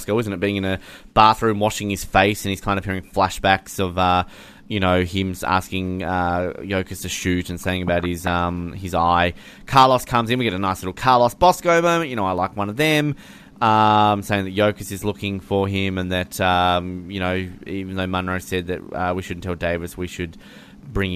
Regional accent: Hobart, Tasmania, Australia; I've my entire life living in Hobart

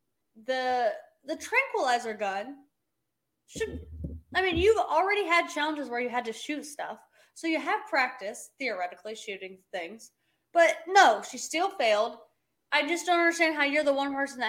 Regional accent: Oklahoma, United States; I'm from Oklahoma where they raise cows and then eat them

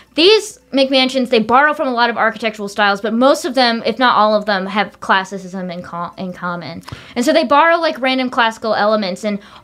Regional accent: the South, United States; I'm from the South

